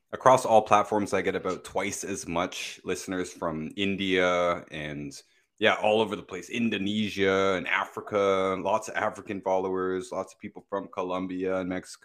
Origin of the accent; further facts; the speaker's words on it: Toronto, Ontario, Canada; We're both from the Toronto area